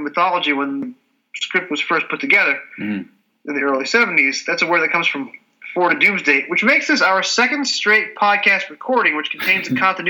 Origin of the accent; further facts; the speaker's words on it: United States; Speaking as an American who's never been to Scotland at all and has only spent 4 days in London and the surrounding countryside